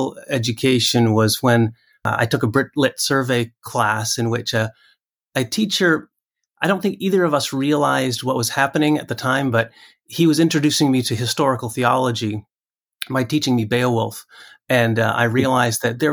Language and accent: English; the interior of British Columbia, Canada; now in Waco, United States; I grew up in a Christian home in the interior of British Columbia.